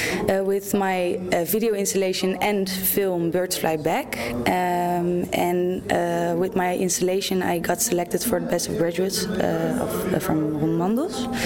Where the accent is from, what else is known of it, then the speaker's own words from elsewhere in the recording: Amsterdam, North Holland, Netherlands; I'm 28 years old, and I'm from Amsterdam